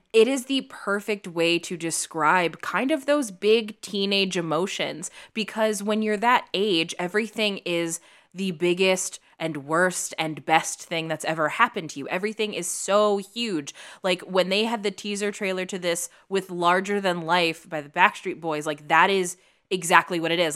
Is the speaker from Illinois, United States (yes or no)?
yes; Chicago, Illinois, United States; now in Los Angeles, United States; I grew up in Chicago